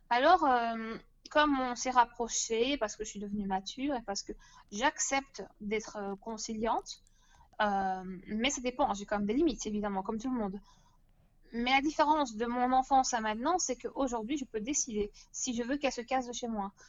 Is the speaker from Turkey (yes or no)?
yes; Turkey; Euh, je suis turque.